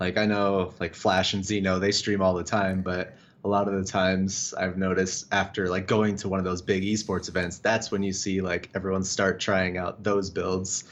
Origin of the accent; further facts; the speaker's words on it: Las Vegas, Nevada, United States; moved away; I'm actually from Vegas originally